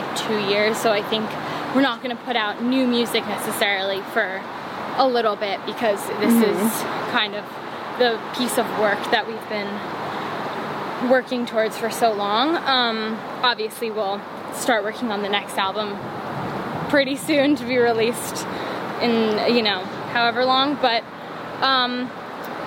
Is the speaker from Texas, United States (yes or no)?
no; New York, United States; I am from New York. I've always lived in New York